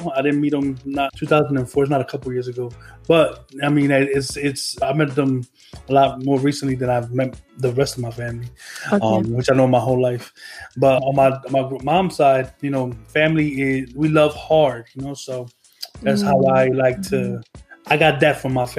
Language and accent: English; Trenton, New Jersey, United States; Yeah, I was born in Trenton, New Jersey, on June 3rd in 1985.